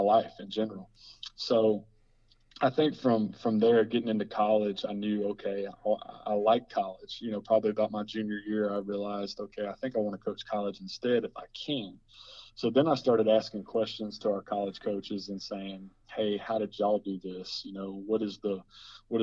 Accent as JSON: {"language": "English", "town": "Huntsville", "region": "Texas", "country": "United States", "said": "I'm from Huntsville"}